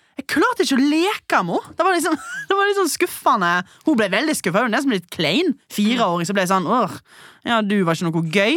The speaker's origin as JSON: {"language": "Norwegian", "town": "Stord", "region": "Vestland", "country": "Norway", "moved": "yes", "said": "jeg var hjemme på Stord"}